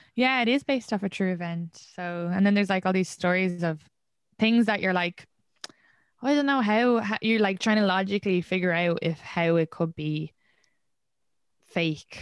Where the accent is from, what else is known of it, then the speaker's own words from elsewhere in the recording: Ireland; moved away as an adult; now in New York, United States; I grew up in Ireland.